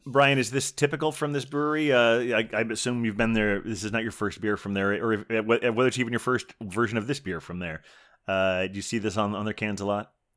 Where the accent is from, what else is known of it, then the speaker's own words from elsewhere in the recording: Dayton, Ohio, United States; moved away; where I grew up in Dayton, Ohio